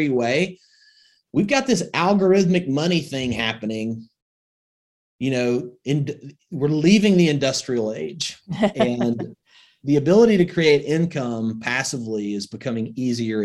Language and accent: English; Northwest Alabama, United States; I grew up in Northwest Alabama.